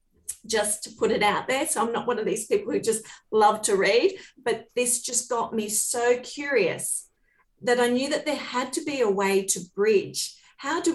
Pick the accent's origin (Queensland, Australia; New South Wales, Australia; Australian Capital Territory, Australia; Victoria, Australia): New South Wales, Australia; Port Macquarie; I was born in Port Macquarie on the mid-north coast.